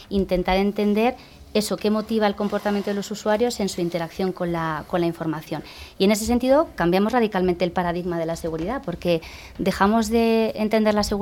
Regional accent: Geneva, Switzerland; born there; Yo he nacido en Ginebra, en Suiza.

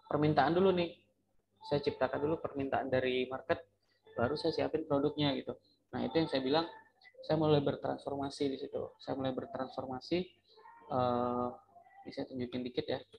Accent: Dumai, Riau, Indonesia; moved away as an adult; also born or lived in Pekanbaru / Batam; now in Jakarta, Indonesia; itu asli Riau ya, asli Kota Dumai Riau. Oh, saya merantau, kuliah masih di Pekanbaru di Riau. Terus saya merantau dari Riau 2015 itu awalnya ke Batam.

